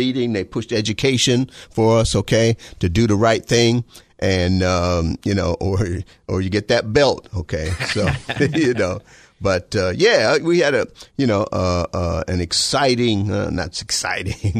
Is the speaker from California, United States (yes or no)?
no; Detroit, Michigan, United States; I grew up in the Motor City, Detroit, Michigan